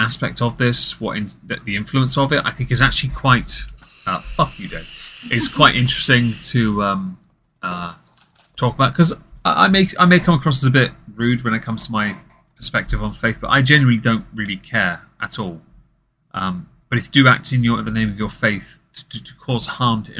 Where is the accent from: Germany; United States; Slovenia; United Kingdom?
United Kingdom; England; I'm English